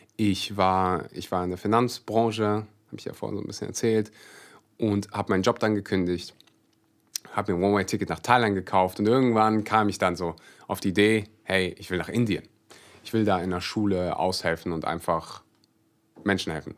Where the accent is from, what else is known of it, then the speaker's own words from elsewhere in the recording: Kleve district, North Rhine-Westphalia, Germany; ich komme aus Kreis Kleve.